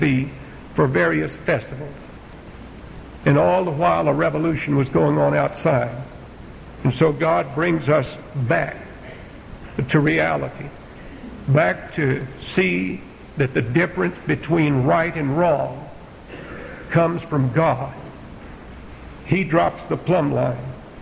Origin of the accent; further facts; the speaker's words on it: Texas, United States; moved away; I grew up out in Texas.